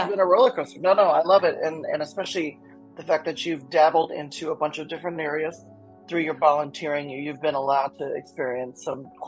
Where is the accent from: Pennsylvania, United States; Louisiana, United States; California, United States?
Louisiana, United States; New Orleans; also born or lived in New York City; now in Seattle, United States; I'm from New Orleans. I've lived in New York City. I've lived in Seattle now for, you know, this is 12 years now